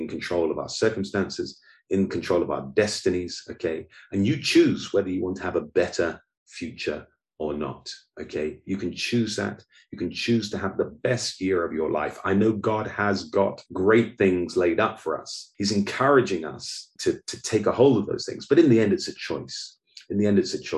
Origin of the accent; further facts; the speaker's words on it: United Kingdom; moved away as an adult; also born or lived in Oxford; now in Goiânia, Brazil; I'm British